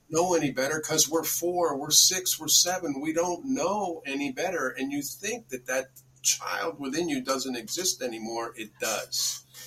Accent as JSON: {"language": "English", "town": "Bedford", "region": "New York", "country": "United States", "tie": "born or raised there", "said": "I grew up in Bedford, New York"}